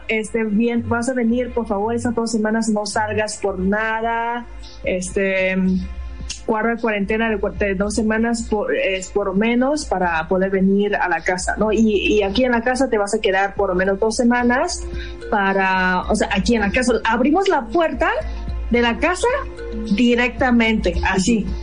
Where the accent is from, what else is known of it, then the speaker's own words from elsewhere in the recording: China; moved away as an adult; also born or lived in Mexicali, Mexico; now in Cuernavaca, Mexico; soy de China. He llevado como ocho años y medio viviendo en México, antes de Mexicali y ahorita vivo en Cuernavaca